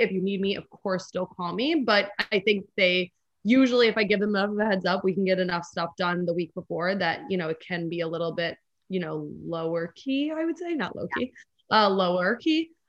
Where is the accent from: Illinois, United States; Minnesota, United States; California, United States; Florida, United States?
Illinois, United States; Chicago; also born or lived in Los Angeles; I'm from Chicago. So I always like booking Chicago trips